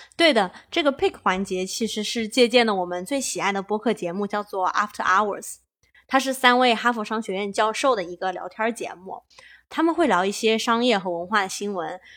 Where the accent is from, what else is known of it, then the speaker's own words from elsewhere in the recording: China; moved away as an adult; now in California, United States; 我们土生土长的几个中国小青年在加州的生活体验